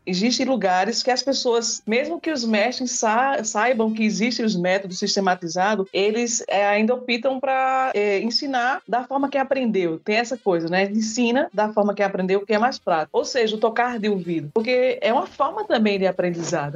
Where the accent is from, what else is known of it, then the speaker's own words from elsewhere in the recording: Brazil; nós somos brasileiros